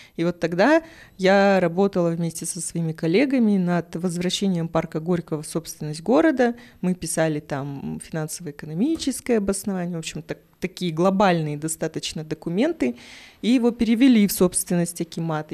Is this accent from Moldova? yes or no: no; Kazakhstan; я родилась в Казахстане с такой внешностью